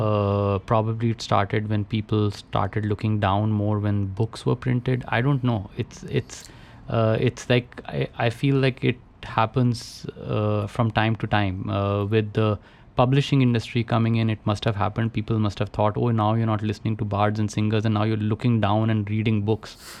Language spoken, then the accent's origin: English; Roorkee, Uttarakhand, India; I grew up in Roorkee, uh, IIT now, which my father was a professor in.